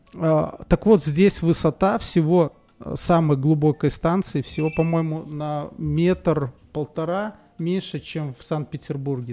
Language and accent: Russian; Belarus; я из Беларуси.